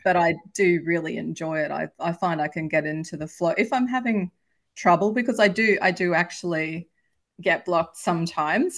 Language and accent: English; Australia; I've published in Australia, if you can probably tell from my accent, that's where I'm from